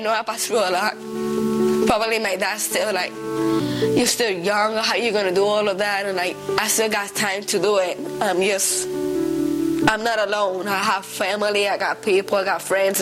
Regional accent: Ohio, United States; I'm from Ohio and I'm 20 years old.

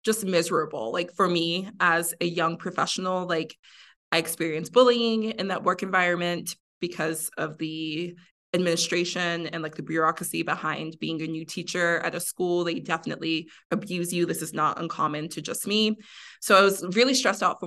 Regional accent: Miami, Florida, United States; also born or lived in Mexico; I grew up in Miami

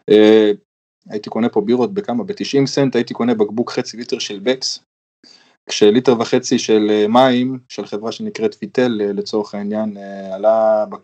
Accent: Germany; born there; אמנם ההיסטוריה שלי עם גרמניה יותר ארוכה, כי גם נולדתי פה

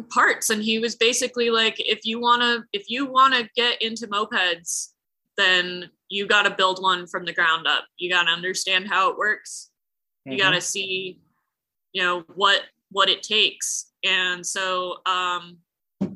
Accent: Santa Fe, New Mexico, United States; I'm from Santa Fe, New Mexico.

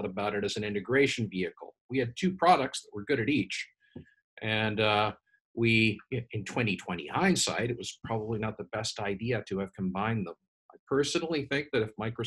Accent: Canada; I'm Canadian.

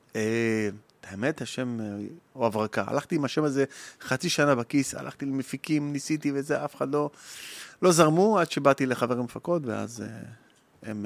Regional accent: Lod, Central District, Israel; גדלתי בלוד, בבית קטן, שלושה כיווני ירי, בשכונת נווה דמים

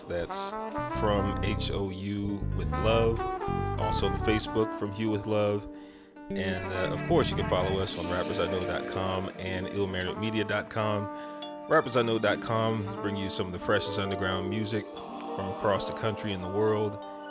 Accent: Houston, Texas, United States; from Sunnyside, Houston, Texas.

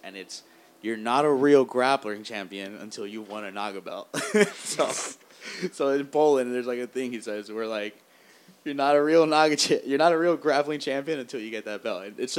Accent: Basque Country, Spain; Yeah, I'm from the Basque area.

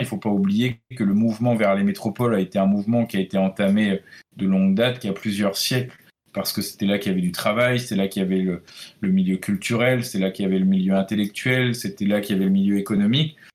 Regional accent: Brittany, France; moi, en tant que breton

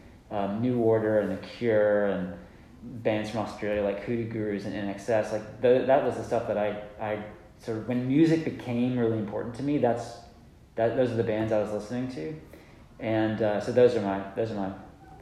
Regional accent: Georgia, United States; I grew up in Georgia

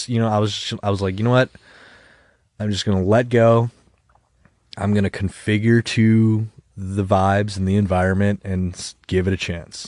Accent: Webster, New York, United States; We grew up together in Webster

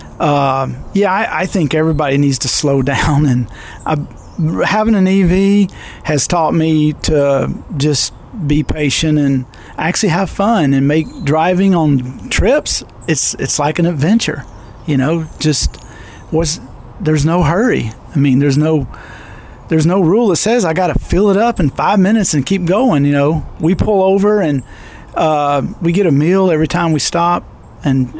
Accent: Birmingham, Alabama, United States; I grew up in Birmingham, Alabama

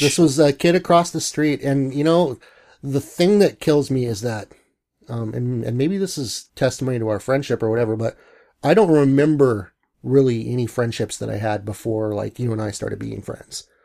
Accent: Bellingham, Washington, United States; also born or lived in Long Beach, California / Seattle; moved to Bellingham right after kindergarten

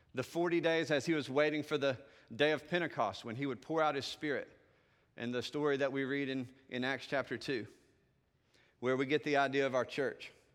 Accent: the South, Southern United States, United States; accent: Southern; I can speak with my Southern accent

